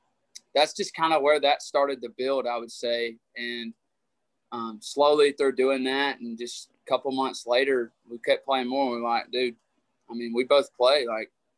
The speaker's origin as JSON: {"language": "English", "town": "Rome", "region": "Georgia", "country": "United States", "moved": "yes", "said": "I'm from Rome, Georgia."}